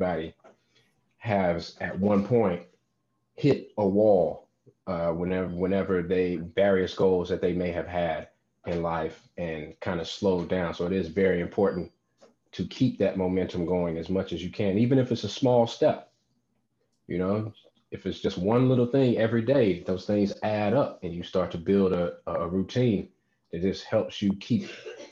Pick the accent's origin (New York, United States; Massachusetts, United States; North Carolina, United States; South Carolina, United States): North Carolina, United States; moved away; my home state of North Carolina